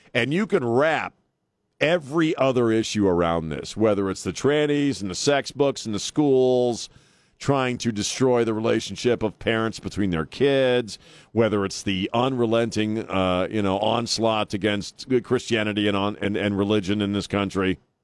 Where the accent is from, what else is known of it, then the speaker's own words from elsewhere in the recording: United States; now in San Antonio, United States; I grew up on Chesapeake Bay